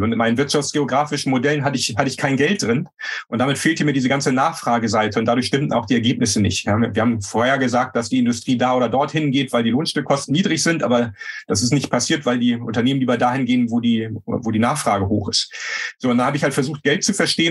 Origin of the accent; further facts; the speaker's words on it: Germany; als Deutsche